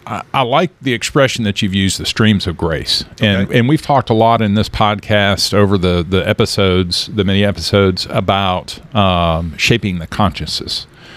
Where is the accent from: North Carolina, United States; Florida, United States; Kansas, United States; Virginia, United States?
Kansas, United States; One of the things growing up in Kansas, I was always told when I moved here that I had a good radio voice, that coming from Kansas, I didn't have a strong accent